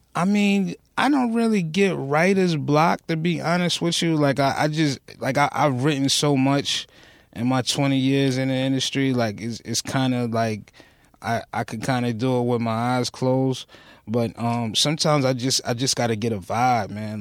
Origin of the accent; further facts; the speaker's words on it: New York City, New York, United States; moved away as an adult; also born or lived in Newport News, Virginia; I was born and raised right off of Rockaway Boulevard.